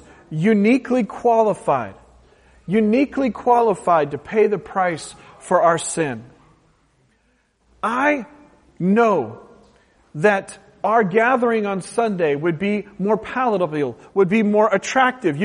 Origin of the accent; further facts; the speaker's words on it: West Coast, United States; moved away; I'm from the West Coast, a very utilitarian culture